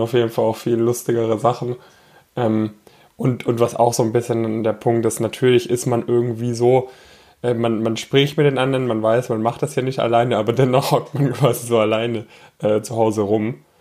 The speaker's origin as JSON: {"language": "German", "area": "near Stuttgart", "region": "Baden-Württemberg", "country": "Germany", "also_born_or_lived": "Frankfurt", "moved": "yes", "said": "ich komme ursprünglich aus der Nähe von Stuttgart"}